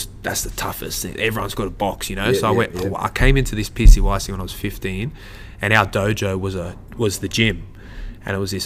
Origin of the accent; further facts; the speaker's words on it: Sydney, New South Wales, Australia; myself growing up in Glebe